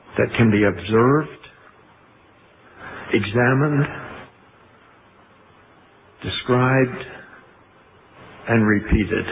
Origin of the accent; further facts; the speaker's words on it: Canada; I was born in Canada too